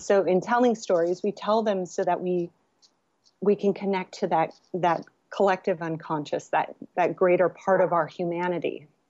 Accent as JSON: {"language": "English", "region": "California", "country": "United States", "tie": "born or raised there", "also_born_or_lived": "Los Angeles", "said": "I was born here in California and, um, and then I went to U C L A. So I've been in Los Angeles area"}